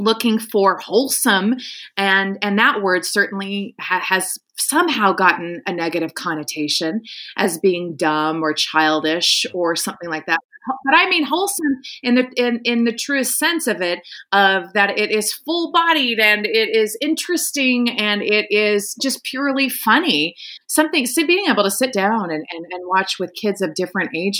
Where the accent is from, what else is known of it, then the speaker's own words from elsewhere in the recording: Nebraska, United States; growing up in Nebraska, which was a very religious community